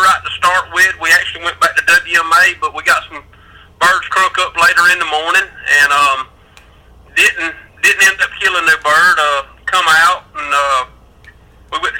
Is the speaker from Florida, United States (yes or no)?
no; Hazlehurst, Georgia, United States; I'm actually from South Georgia, would probably be the South Central Georgia. Hazelhurst, Telfair County